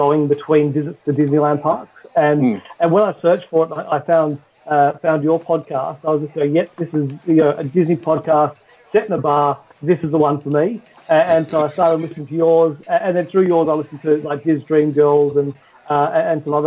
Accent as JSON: {"language": "English", "region": "Western Australia", "country": "Australia", "tie": "born or raised there", "accent": "Australian", "said": "I'm from Australia, but I'm from Western Australia. So we're apparently the most isolated place in the world, or something to that extent. And at the time when I was growing up, there was no theme parks in WA at all."}